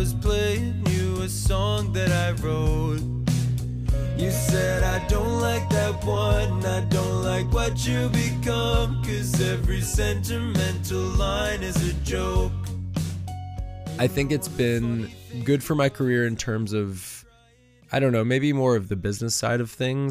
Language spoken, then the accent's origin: English; New York, United States; also born or lived in Nashville, Tennessee; now in Los Angeles, United States; growing up in New York, I was always surrounded by that big city feel.